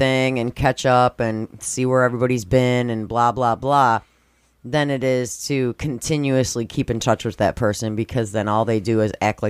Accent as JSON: {"language": "English", "town": "Schaumburg", "region": "Illinois", "country": "United States", "tie": "born or raised there", "said": "where I grew up in Schaumburg was more tense and stressful and you couldn't relax."}